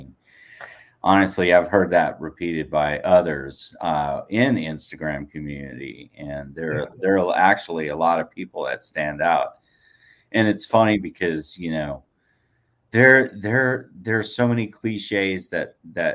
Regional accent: Portland, United States; I grew up in Portland back in the early 90s. That's where, you know, I cut my teeth in my career

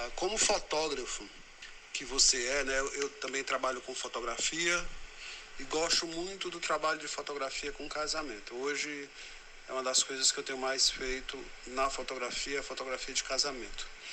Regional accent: Fortaleza, Ceará, Brazil; sou de Fortaleza

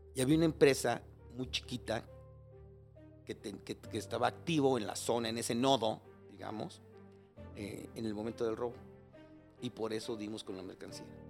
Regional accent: Mexico City, Mexico; moved away as an adult; now in Cuernavaca, Mexico; soy chilango. Eh, viví aquí, ahorita vivo en Cuernavaca, pero viví aquí muchos años, por toda mi vida, hasta hace 15 años. Este, crecí y nací en Iztapalapa, en frontera con Coyacán

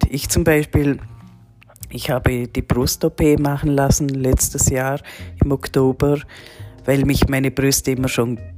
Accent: Liechtenstein; born there; ich bin 1975 in Liechtenstein geboren worden als Frau

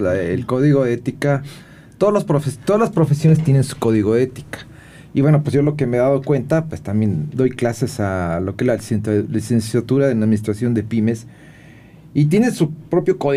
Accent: Mexico; el tequila como buen mexicano

